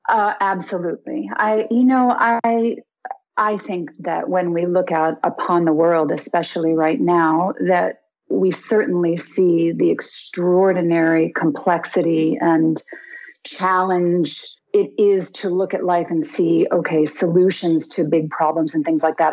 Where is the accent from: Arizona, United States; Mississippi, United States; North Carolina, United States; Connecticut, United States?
Connecticut, United States; moved away; also born or lived in Hawaii; I grew up in Connecticut